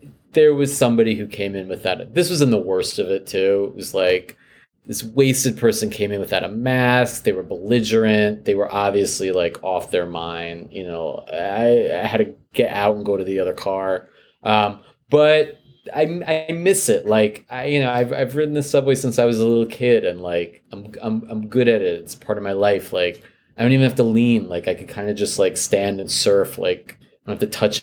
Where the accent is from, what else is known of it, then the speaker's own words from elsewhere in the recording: New York City, New York, United States; I'm a native, I've lived here my whole life